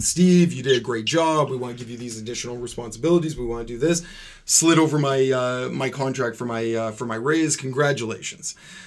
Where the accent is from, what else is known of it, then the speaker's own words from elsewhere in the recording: Courtice, Ontario, Canada; I grew up in Curtis. So just outside